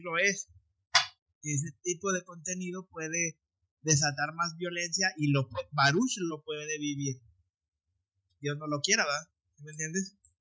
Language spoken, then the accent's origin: Spanish; Mexico; moved away; como mexicanos, pues queremos estar conectados con México de alguna manera